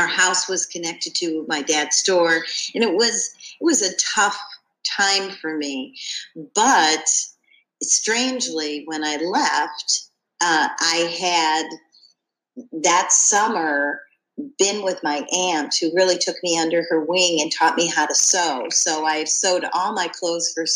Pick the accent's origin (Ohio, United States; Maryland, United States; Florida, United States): Ohio, United States; Cleveland; also born or lived in Ashland, Ohio; when I was a preteen, we moved from Cleveland, Ohio to Ashland, Ohio